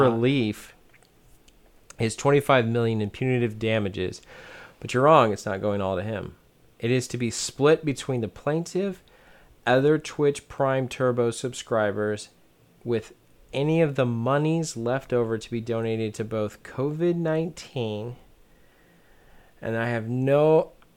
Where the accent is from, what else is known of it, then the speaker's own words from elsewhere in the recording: United States; I'm an American